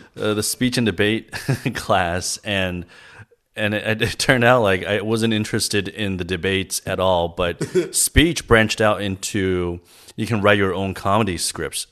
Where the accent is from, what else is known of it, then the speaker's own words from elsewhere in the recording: Los Angeles, California, United States; also born or lived in China; I grew up in L.A. I moved here when I was eight years old